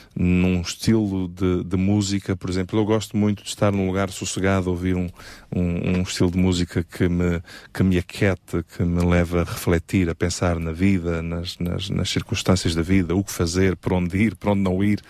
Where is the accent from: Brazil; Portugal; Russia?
Portugal; Évora, Alentejo; also born or lived in Montemor-o-Novo; nasci no Alentejo, na belíssima cidade de Évora, um, e vivi ali na zona de Monte Moro Novo durante uh, alguns anos